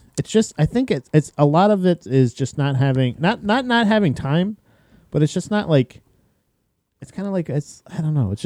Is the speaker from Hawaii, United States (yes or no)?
no; Indiana, United States; I'm from Indiana, Bodiger.